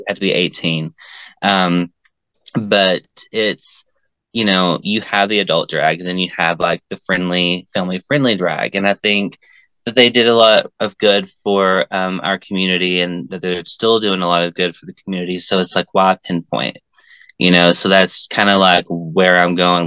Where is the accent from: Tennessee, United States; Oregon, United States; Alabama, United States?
Tennessee, United States; growing up in Tennessee, because growing up in Tennessee is really different than growing up elsewhere, because we're in the Bible Belt